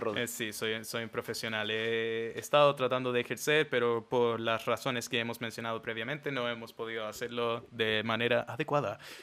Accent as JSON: {"language": "Spanish", "country": "Chile", "said": "somos chilenos"}